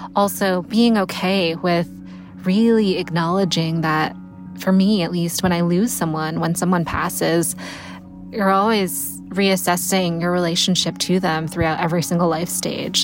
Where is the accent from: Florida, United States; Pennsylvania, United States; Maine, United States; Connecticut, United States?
Connecticut, United States; I grew up in Connecticut